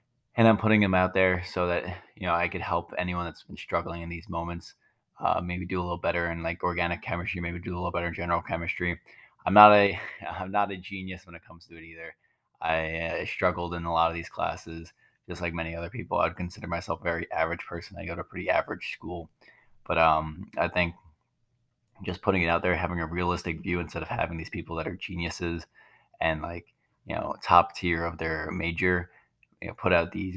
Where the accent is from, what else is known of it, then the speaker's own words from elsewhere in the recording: Long Island, New York, United States; moved away; I grew up on Long Island in a family of five with two older brothers